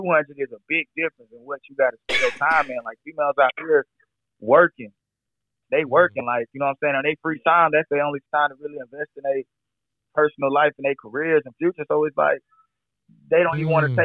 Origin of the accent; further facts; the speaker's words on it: Atlanta, Georgia, United States; I'm definitely true Atlanta. I was born in Grady